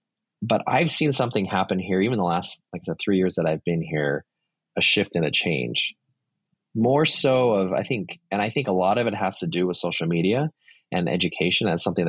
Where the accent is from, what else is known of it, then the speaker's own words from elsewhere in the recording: Saudi Arabia; I grew up in Saudi Arabia, very, very different culture, much more conservative.